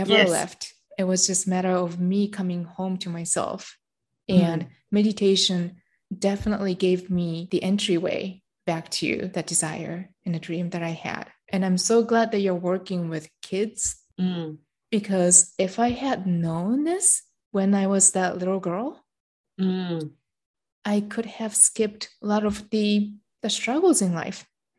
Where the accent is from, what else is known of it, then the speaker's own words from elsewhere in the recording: Japan; I grew up in Japan and I'm Japanese.